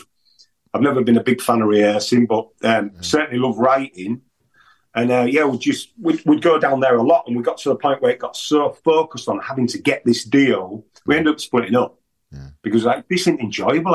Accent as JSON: {"language": "English", "town": "Bridlington", "region": "Yorkshire and the Humber", "country": "United Kingdom", "said": "I am from the East Yorkshire seaside town of Bridlington."}